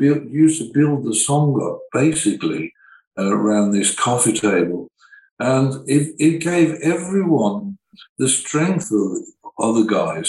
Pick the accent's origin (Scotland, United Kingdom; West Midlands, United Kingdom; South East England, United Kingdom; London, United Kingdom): West Midlands, United Kingdom; Birmingham; I came from Birmingham heavy engineering energy.